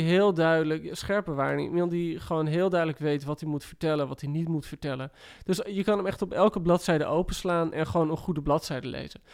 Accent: West Friesland, North Holland, Netherlands; ik kom uit West-Friesland

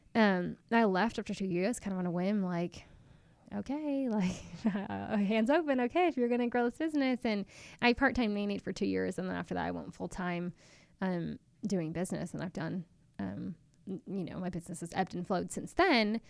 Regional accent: Chapel Hill, North Carolina, United States; I actually grew up in Chapel Hill, uh, North Carolina

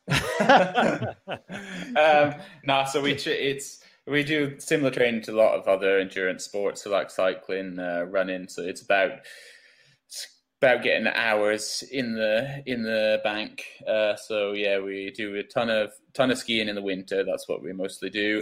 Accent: Scotland, United Kingdom; also born or lived in England; I was uh, born in England, but I only lived there for about a year, so I kind of feel or like if I talk about home, then home for me is Scotland.

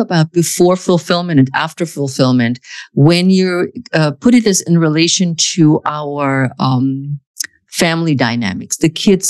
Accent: Germany; English is a second language; moved away as an adult; now in United States; I grew up in Germany

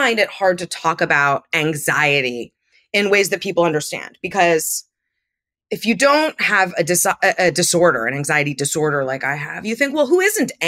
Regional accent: Andover, Massachusetts, United States; there was a ballet school in town where I grew up in Andover, Massachusetts.

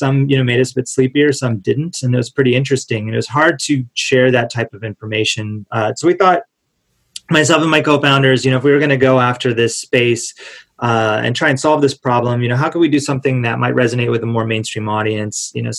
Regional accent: California, United States; Yeah, grew up most of my life in Southern California. My family's from there. Moved around a bit as a kid, as my dad was in the Air Force

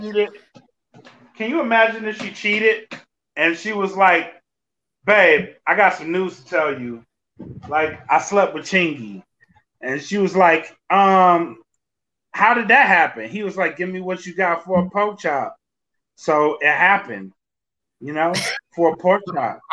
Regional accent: Louisiana, United States; I'm from Louisiana.

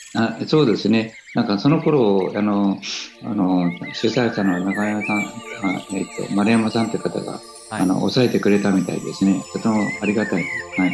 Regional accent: Japan; 私たち日本人

